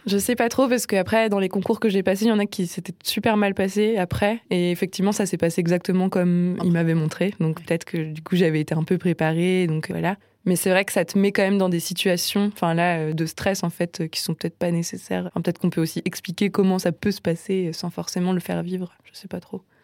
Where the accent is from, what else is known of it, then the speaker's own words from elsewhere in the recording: Nancy, Grand Est, France; moved away as an adult; now in Strasbourg, France; j'ai grandi à Nancy